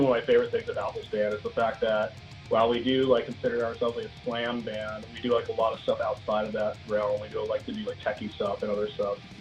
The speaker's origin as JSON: {"language": "English", "town": "Chesapeake", "region": "Virginia", "country": "United States", "moved": "as an adult", "lives_now": "Richmond, United States", "said": "I'm actually from Chesapeake, Virginia Beach area"}